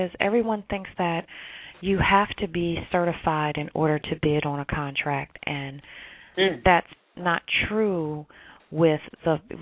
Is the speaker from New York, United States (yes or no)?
no; New Jersey, United States; moved away as an adult; now in Washington, D.C., United States; So I came from New Jersey, was born and raised. I moved to Washington, D.C. 21 years ago